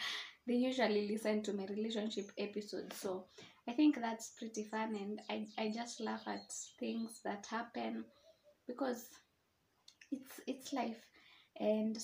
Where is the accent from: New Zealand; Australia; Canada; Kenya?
Kenya; Nairobi; I'm from Nairobi, Kenya